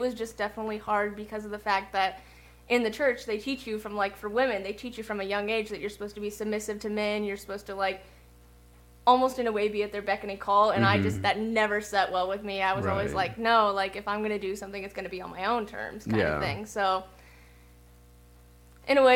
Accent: Lebanon, United States; also born or lived in Memphis, Tennessee; I went to that school in Lebanon, my hometown, for 3 months

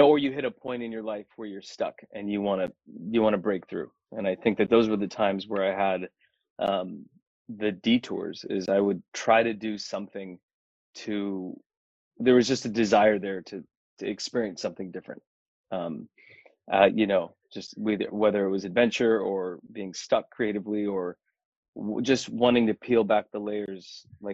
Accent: United States; it's funny being Indian and then being in the States, you know, when growing up here

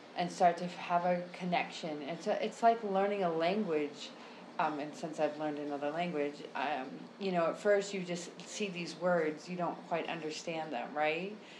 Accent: United States; now in Brazil; I'm located in Brazil since you asked that question, but I am American.

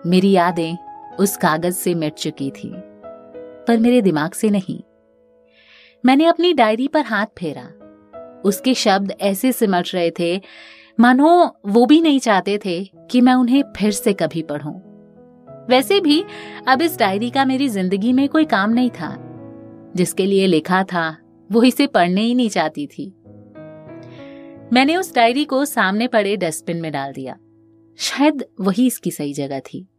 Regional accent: Uttar Pradesh, India; मेरे बहुत रिक्वेस्ट करने के बाद आखिरकार वो मान गया जब उसे पता चला कि मैं यूपी से हूं

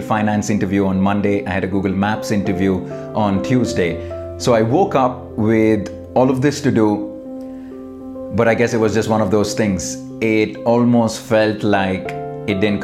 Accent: India; growing up in India

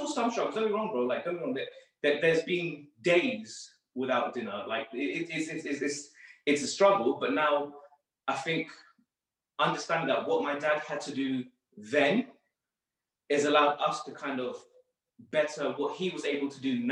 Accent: London, United Kingdom; I grew up in Northwest London

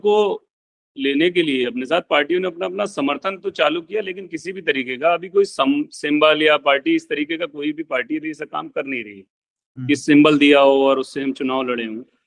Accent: Bareilly, Uttar Pradesh, India; मैं बरेली जिले से बिलोंग करता हूँ

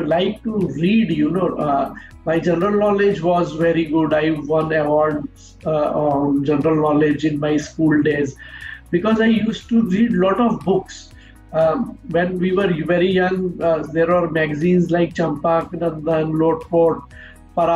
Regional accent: Vadodara, Gujarat, India; also born or lived in Delhi / Kota, Rajasthan; since I grew up in Baroda, the culture of Gujarat is also predominant in me.

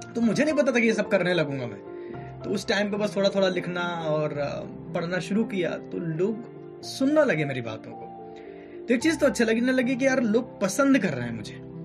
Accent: Allahabad, Uttar Pradesh, India; मैं एक ऐसी जगह से हूँ यानी कि इलाहाबाद से

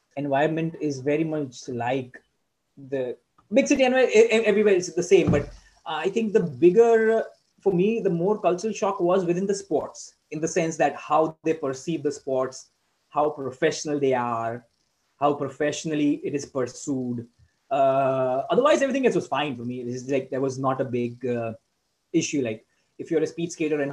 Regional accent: India; moved away as an adult; now in Netherlands; we grew up in India with teachers

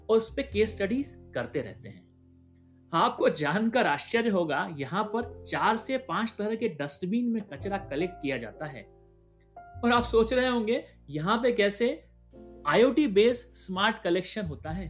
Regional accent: Indore, Madhya Pradesh, India; चूंकि मैं इंदौर से हूं और हम इंदौर वाले हैं तो शुरुआत इंदौर शहर से ही करते हैं

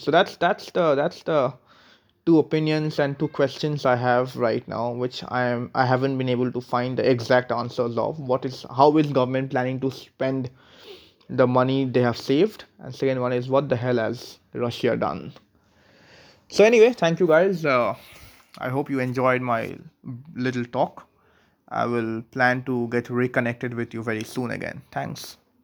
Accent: India; being an Indian

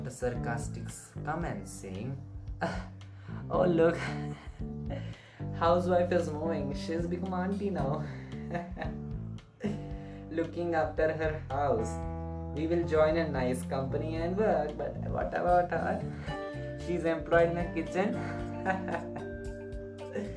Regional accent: India; I'm from India

